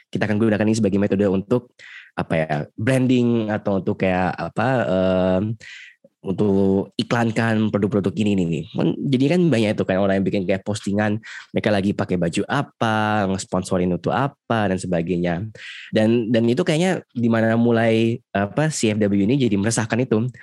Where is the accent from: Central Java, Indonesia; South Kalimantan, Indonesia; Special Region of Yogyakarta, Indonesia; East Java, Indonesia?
Special Region of Yogyakarta, Indonesia; aku bukan orang Jakarta aku tidak merasakannya